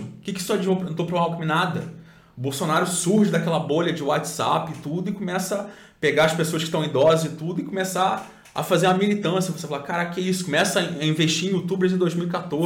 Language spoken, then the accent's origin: Portuguese; Cabo Frio, Rio de Janeiro, Brazil; Eu sou de Cabo Frio também